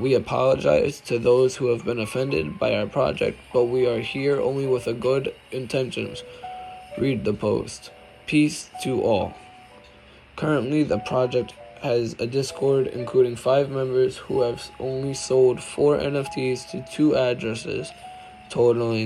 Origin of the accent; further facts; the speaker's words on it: New York, United States; I'm from New York